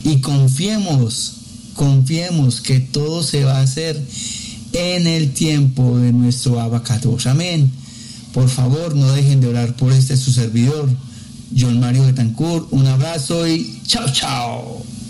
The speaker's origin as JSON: {"language": "Spanish", "country": "Colombia", "said": "acá en, en mi país, en Colombia"}